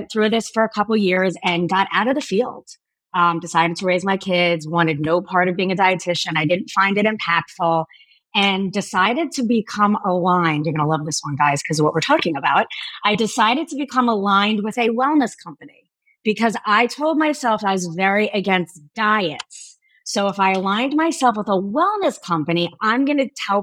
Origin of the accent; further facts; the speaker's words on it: Miami, Florida, United States; I went to school after growing up in Miami, Florida